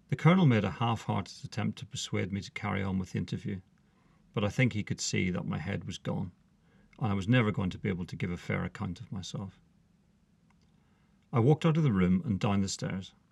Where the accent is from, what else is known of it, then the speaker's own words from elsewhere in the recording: Northern Ireland, United Kingdom; Could it have been because … because I came from Northern Ireland?